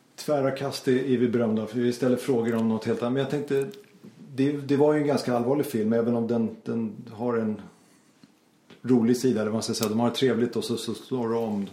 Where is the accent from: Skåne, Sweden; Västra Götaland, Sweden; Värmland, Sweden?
Skåne, Sweden; Bjäre Peninsula; det är där vi kommer ifrån, från Bjärehalvön